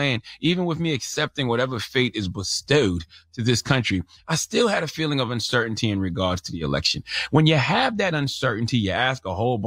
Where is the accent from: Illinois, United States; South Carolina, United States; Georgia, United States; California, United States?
South Carolina, United States; I'm from South Carolina, born and raised.